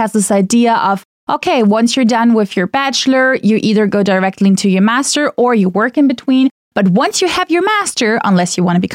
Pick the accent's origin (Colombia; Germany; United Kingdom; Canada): Germany; first language German; English is a second language; moved away as an adult; growing up in Germany, I mean, I am part of a very mixed up family